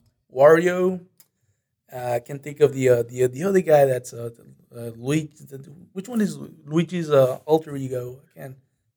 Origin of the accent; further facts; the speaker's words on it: Monterrey, Nuevo León, Mexico; now in United States; I came to the U.S. back in 2001, and I've been living here since then. My hometown is Monterrey. That's located in the northern part of Mexico.